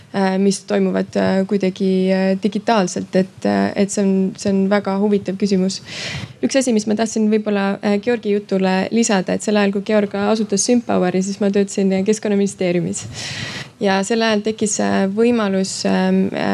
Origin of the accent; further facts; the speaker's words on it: Estonia; moved away; ma olen Eestist